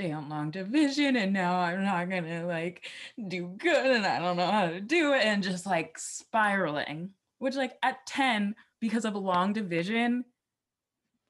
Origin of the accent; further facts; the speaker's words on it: Philadelphia, Pennsylvania, United States; I grew up in Philly.